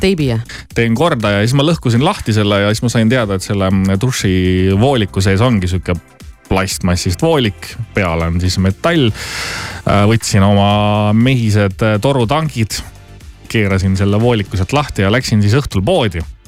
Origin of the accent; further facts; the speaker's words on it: Southern Estonia, Estonia; ma olen ise Lõuna-Eestist pärit